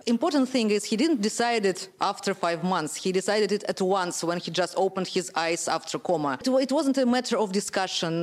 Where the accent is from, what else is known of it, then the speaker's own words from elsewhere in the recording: Russia; I'm from Russia